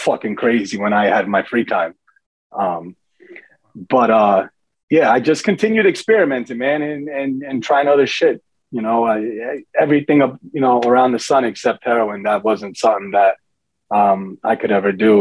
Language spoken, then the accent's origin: English; New Jersey, United States; also born or lived in Daytona, Florida; I was born in Jersey and lived in Jersey till seventh grade